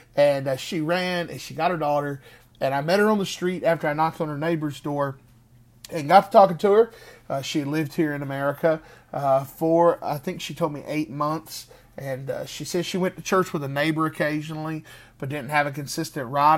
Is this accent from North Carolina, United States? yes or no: yes; Greensboro, North Carolina, United States; Greensboro, North Carolina, my hometown, my home city.